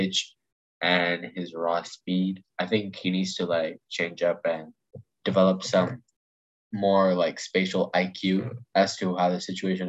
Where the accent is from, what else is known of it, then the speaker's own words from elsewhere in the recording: Hyderabad, Telangana, India; We're both from Hyderabad.